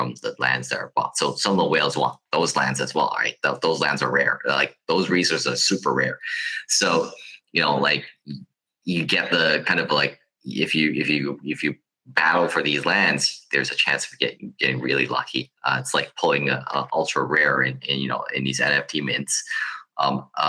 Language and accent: English; Hong Kong; I come from a place from Hong Kong